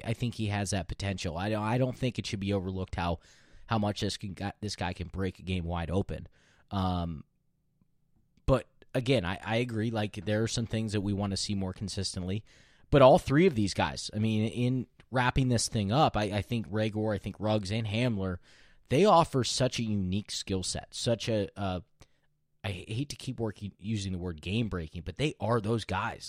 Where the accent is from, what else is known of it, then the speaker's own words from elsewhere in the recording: Pennsylvania, United States; we're from Pennsylvania